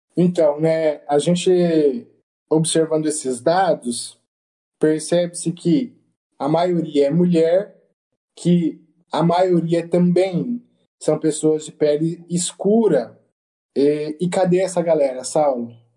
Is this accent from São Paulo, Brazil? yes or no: yes; Presidente Prudente, São Paulo, Brazil; eu sou de Presidente Prudente